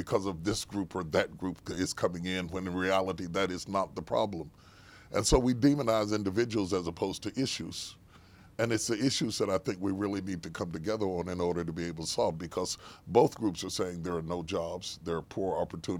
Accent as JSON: {"language": "English", "region": "West Virginia", "country": "United States", "tie": "born or raised there", "said": "I was raised in West Virginia, so I'm one of those flyover states. I grew up in one of those states you flew over on your way to L.A. I grew up in West Virginia."}